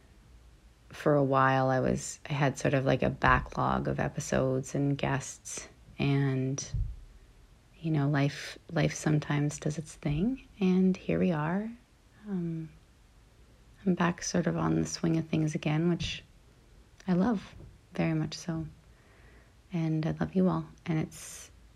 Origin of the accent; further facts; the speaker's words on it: Canada; now in Los Angeles, United States; I'm Canadian, always